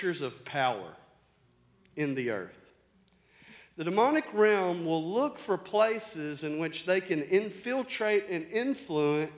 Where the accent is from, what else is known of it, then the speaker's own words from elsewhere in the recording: Arkansas, United States; accent: country; I'm from Arkansas.